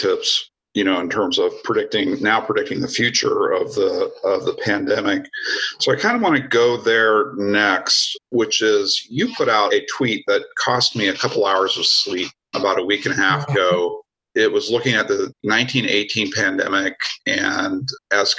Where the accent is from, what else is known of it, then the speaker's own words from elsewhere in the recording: Oregon, United States; I'm from Oregon